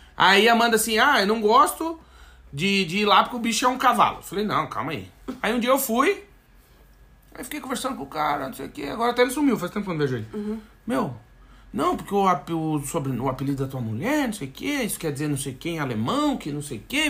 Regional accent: South Region, Brazil; moved away as an adult; Ou a gente que é do Sul

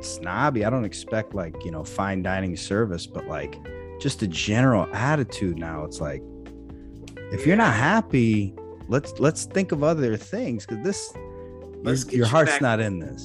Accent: Freeport, Illinois, United States; Growing up in Freeport

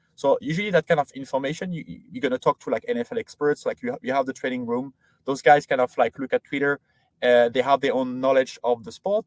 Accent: France; moved away; I grew up in France, did all my studying in there, uh, so high school, uh, and then university there

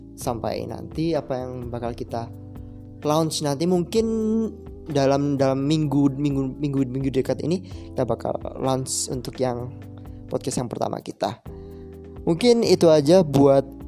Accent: Malang, East Java, Indonesia; aku asalnya dari Malang dan sekarang masih kuliah semester 4 di salah satu universitas swasta di Malang

